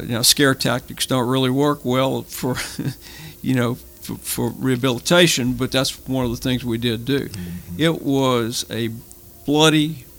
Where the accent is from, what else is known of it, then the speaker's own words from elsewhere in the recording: Baton Rouge, Louisiana, United States; moved away as an adult; now in Lafayette, United States; I grew up in Baton Rouge.